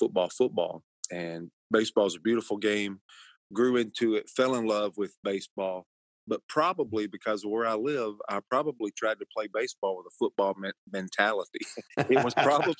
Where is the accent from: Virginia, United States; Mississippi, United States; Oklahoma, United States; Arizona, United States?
Mississippi, United States; Northeast; I'm a deep South guy. I'm from Mississippi, Northeast Mississippi